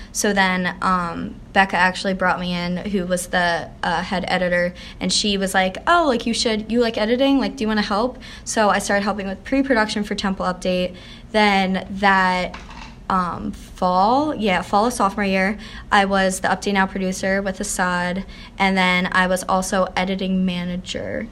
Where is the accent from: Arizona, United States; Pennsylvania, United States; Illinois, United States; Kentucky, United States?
Pennsylvania, United States; Harleysville; I grew up in Harleysville, Pennsylvania. It's really small, like country town, about 45 minutes outside of Philly